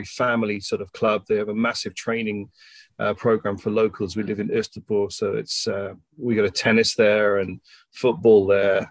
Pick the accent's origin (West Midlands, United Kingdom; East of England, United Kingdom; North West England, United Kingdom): East of England, United Kingdom; Ipswich; moved away as an adult; also born or lived in London; now in Copenhagen, Denmark; I come from Ipswich